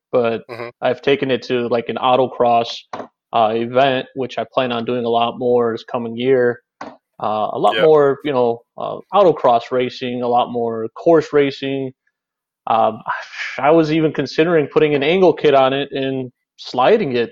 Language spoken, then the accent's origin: English; Chicago, Illinois, United States; I am from Chicago, Illinois